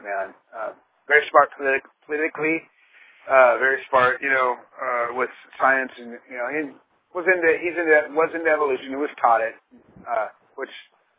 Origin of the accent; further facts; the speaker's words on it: Pomona, California, United States; I was born in 1967 in Pomona, California, Southern California